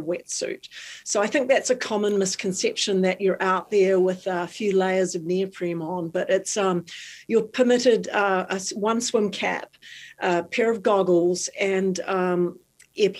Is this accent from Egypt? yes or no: no; New Zealand; moved away; I'm from New Zealand. In New Zealand, I was 2 and a half